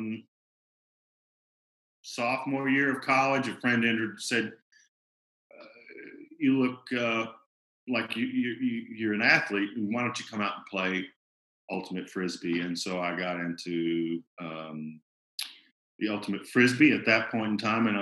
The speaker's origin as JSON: {"language": "English", "town": "Birmingham", "region": "Alabama", "country": "United States", "said": "I'm from Birmingham, Alabama"}